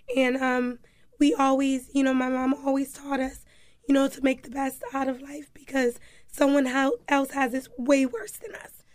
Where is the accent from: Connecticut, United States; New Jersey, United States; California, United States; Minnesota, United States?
Connecticut, United States; Hartford; also born or lived in New Haven / Florida / Alabama / South Carolina; I grew up in Hartford. Um, I was born in New Haven, but after I was born in New Haven, I traveled to Florida, Alabama, South Carolina. Um, but when I was about, um, five, I came back to Hartford, and from there I've been here